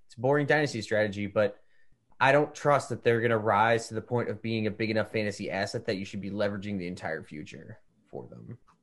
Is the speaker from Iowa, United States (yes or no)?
yes; Davenport, Iowa, United States; growing up in Davenport, you know, this is during the expansion times of Davenport